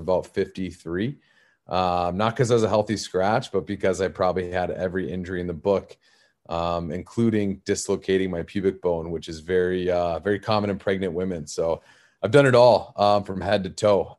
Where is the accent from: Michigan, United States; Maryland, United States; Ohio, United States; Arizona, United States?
Arizona, United States; I'm originally from Arizona, uh, very non-traditional hockey market, and I grew up as that kid